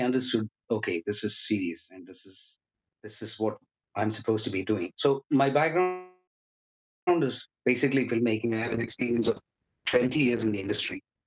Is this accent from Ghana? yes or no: no; India; moved away as an adult; now in Liverpool, United Kingdom; I was born and raised in India. I came to the UK uh, when I was 31